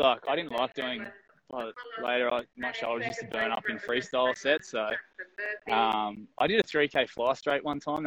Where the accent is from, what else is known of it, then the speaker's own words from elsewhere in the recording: Central Coast, New South Wales, Australia; I'm from the Central Coast, about an hour and a half north of Sydney